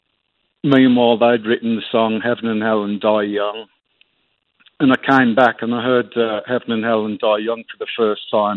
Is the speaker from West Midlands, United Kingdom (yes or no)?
yes; Birmingham, West Midlands, United Kingdom; growing up in Aston, in Birmingham, and on from there